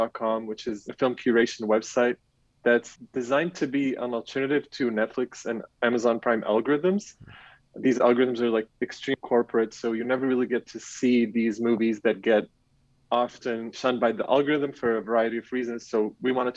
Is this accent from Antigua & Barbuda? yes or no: no; Rabat, Rabat-Salé-Kénitra, Morocco; English is a second language; moved away as an adult; also born or lived in France; now in Berlin, Germany; I grew up in Morocco, around the capital in Rabat.